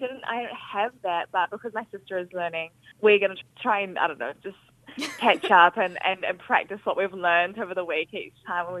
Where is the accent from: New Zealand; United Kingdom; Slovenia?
New Zealand; Auckland; I grew up in Auckland with my family